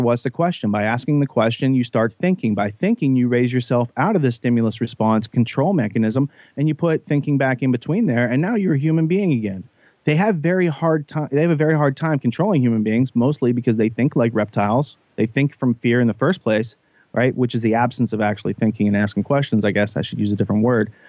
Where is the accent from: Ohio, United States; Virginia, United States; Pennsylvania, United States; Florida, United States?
Pennsylvania, United States; Western; I grew up in Western Pennsylvania, pretty naive.